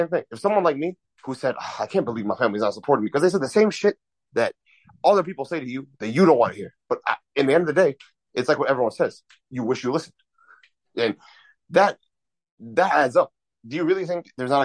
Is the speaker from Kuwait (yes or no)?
yes; Kuwait; now in United States; I was born in Kuwait, and like Kuwait is in the Middle East. It's in the Gulf, next to like Dubai, Saudi Arabia, and all that. I was born into money. I was raised